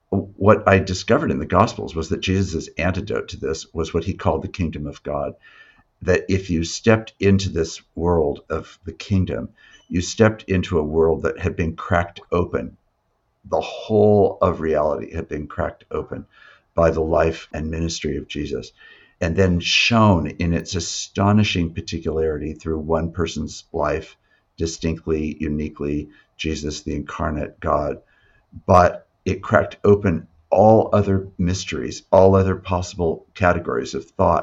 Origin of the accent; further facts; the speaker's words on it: Yakima, Washington, United States; I was raised in Yakima